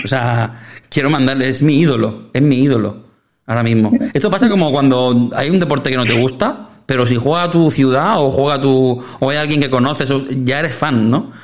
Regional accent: Sabadell, Catalonia, Spain; somos muy de Sabadell nosotros

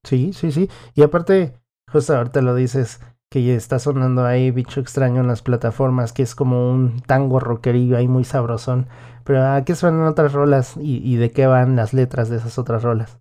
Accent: Mexico; nuestra vida musical como mexicanos

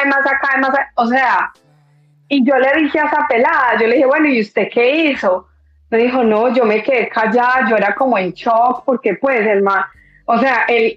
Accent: Colombian paisa, Antioquia, Colombia; como buena colombiana paisa

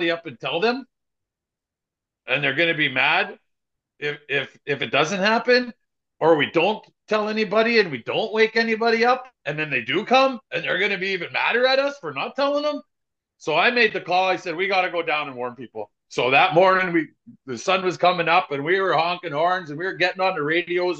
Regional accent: Canada; we're Canadian

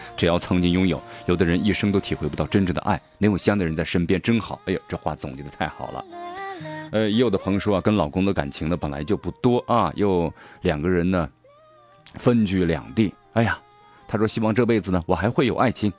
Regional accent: Sichuan, China; accent: Sichuanese; 用咱们四川话说

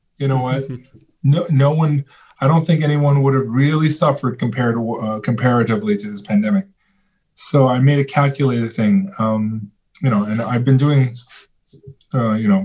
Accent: China; moved away; I was born in China. I have some relatives

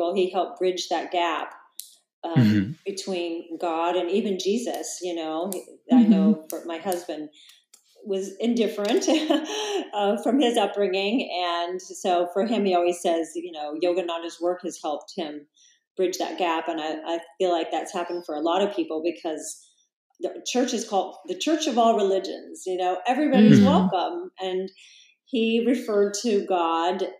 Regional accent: Salina, Kansas, United States; moved away as an adult; now in Encinitas, United States; I actually grew up in a town called Salina that's about 3 hours from Kansas City

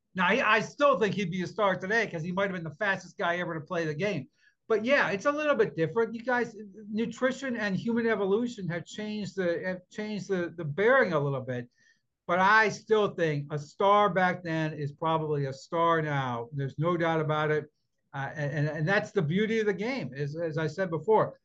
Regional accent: Youngstown, Ohio, United States; I grew up outside of Youngstown, Ohio, with the Vindicator.

